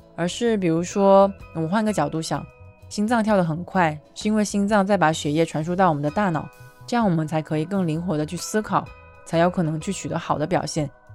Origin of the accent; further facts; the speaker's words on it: China; 作为一个几乎每次都把材料看了的中国人